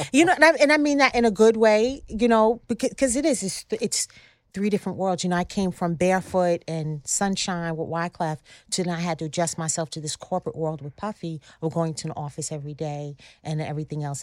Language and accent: English; Long Island, New York, United States; I grew up on Long Island